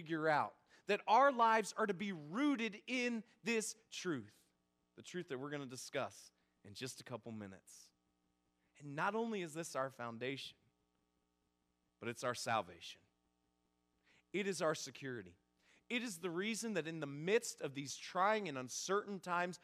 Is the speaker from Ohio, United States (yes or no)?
yes; Northeast Ohio, United States; moved away; I'm originally from Northeast Ohio